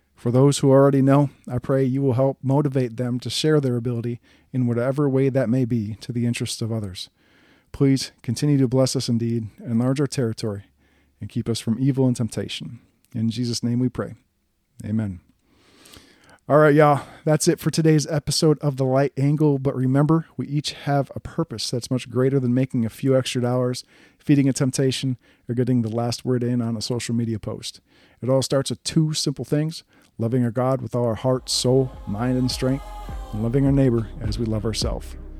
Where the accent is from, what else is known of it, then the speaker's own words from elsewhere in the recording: Wisconsin, United States; I'm from Wisconsin.